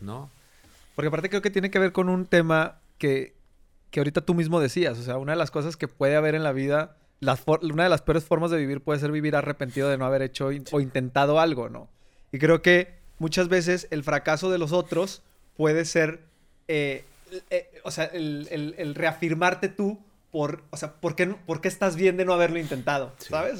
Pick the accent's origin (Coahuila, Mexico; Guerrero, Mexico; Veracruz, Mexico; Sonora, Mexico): Coahuila, Mexico; Torreón; moved away; yo hice mi vida y salí de, de Torreón